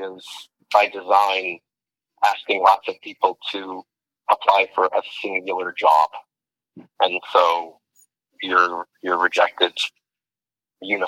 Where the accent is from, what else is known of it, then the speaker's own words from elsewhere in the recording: Albuquerque, New Mexico, United States; moved away; I'm from Albuquerque, New Mexico